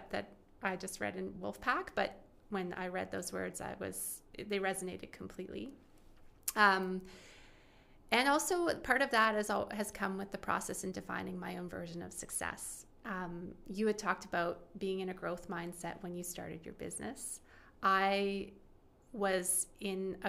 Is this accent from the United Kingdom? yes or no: no; Alberta, Canada; also born or lived in Winnipeg, Manitoba / Ontario; I was born in Winnipeg, grew up in Alberta, then spent quite a bit of time in Ontario